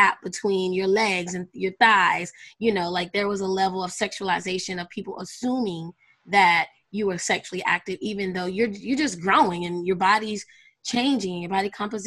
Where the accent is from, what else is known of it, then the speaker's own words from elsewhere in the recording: North Carolina, United States; also born or lived in Brooklyn, New York; I'm from Brooklyn as well as grew up in North Carolina.